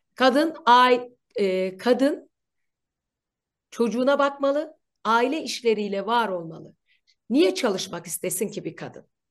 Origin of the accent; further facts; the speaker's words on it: Ankara, Turkey; ben Ankaralıyım. Bir köylü çocuğuyum.